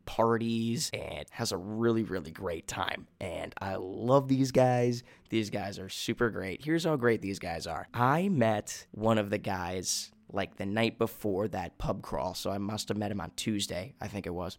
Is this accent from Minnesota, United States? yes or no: yes; Minnesota, United States; accent: Minnesotan; moved away as an adult; my accent come out as American, especially Minnesotan